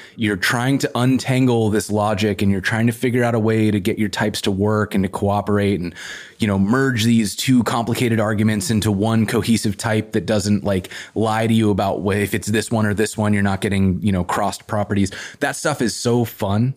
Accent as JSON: {"language": "English", "town": "Whitefish", "region": "Montana", "country": "United States", "tie": "born or raised there", "also_born_or_lived": "Missoula, Montana", "moved": "yes", "lives_now": "Portland, United States", "said": "I grew up in Whitefish, which is up by Glacier National Park"}